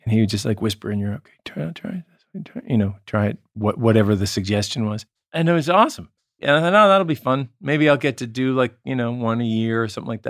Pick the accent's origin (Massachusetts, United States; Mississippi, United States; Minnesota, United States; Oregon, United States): Massachusetts, United States; Marblehead; moved away as an adult; also born or lived in New York / Los Angeles; at the Salem Hospital, but I'm from Marblehead, Massachusetts